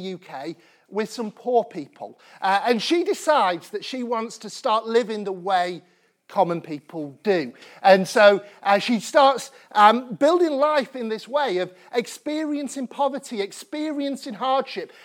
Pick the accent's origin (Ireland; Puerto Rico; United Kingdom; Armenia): United Kingdom; Sheffield, Yorkshire and the Humber; I grew up in Sheffield in the nineteen nineties